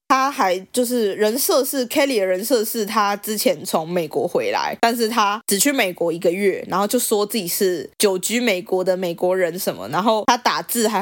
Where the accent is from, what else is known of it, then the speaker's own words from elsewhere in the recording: Taipei, Taiwan; 我爸妈都是台北人，然后我也是台北人哎，我是 A 开头的身份证字号。